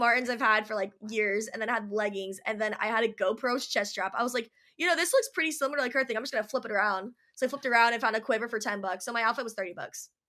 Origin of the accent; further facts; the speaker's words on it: Orange County, California, United States; growing up in Orange County, very cliquey people